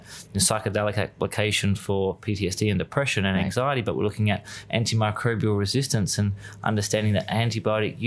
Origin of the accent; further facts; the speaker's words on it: Australia; moved away; also born or lived in Byron Bay / west coast of Australia; over here being Australian